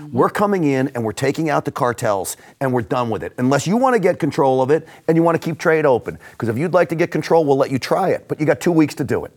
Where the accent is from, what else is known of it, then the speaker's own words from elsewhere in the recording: New York, United States; I grew up in and around New York